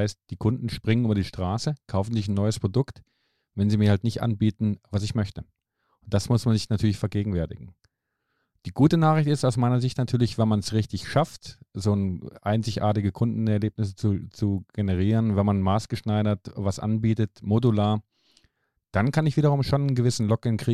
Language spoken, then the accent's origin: German; Finland; moved away; Also ich bin ja aus Finnland hierher gekommen und da haben wir ein anderes Gesundheitssystem.